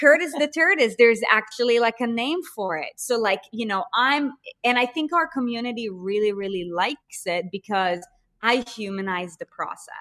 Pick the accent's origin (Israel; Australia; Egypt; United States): Israel; moved away; I'm from Israel, and I speak Hebrew